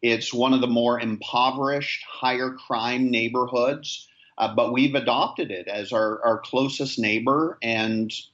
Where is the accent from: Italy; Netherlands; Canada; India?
Canada; moved away as an adult; now in Nassau, Bahamas; I am a Canadian who pastors in the Bahamas